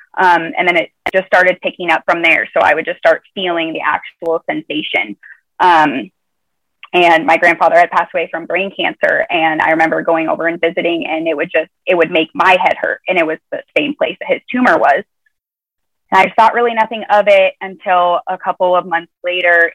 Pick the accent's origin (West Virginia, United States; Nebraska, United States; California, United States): Nebraska, United States; moved away; I'm from Nebraska originally so it's a midwestern you know middle of the country